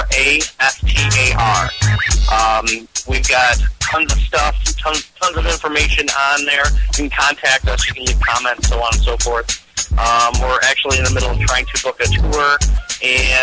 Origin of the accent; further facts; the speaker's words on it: Romeo, Michigan, United States; My age is 27, and I'm from Romeo, Michigan